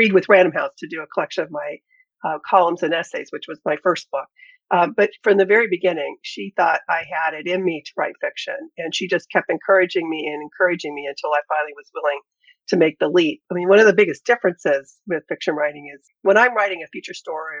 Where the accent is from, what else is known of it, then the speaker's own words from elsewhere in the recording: Ashtabula, Ohio, United States; now in Cleveland, United States; I grew up in Ashtabula, Ohio, the northeast corner of the state